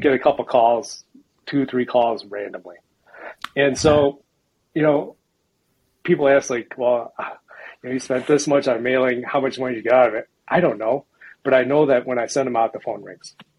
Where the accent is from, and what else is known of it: Chicago, Illinois, United States; born or raised there; moved away as an adult; now in Boulder, United States